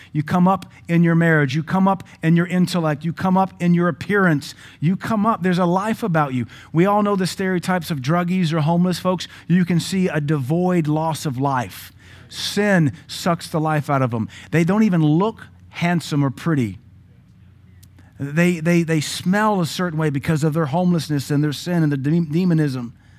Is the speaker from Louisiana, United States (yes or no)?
yes; Baton Rouge, Louisiana, United States; also born or lived in Pittsburgh, Pennsylvania; now in Cookeville, United States; I was born in Pittsburgh. I'm a native Yankee. God delivered me to Baton Rouge so I could grow up Southern